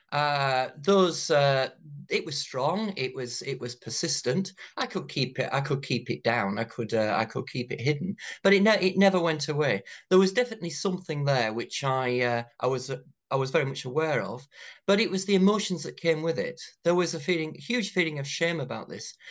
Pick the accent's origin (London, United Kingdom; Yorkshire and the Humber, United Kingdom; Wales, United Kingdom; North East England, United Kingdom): North East England, United Kingdom; County Durham; growing up in County Durham in the nineteen eighties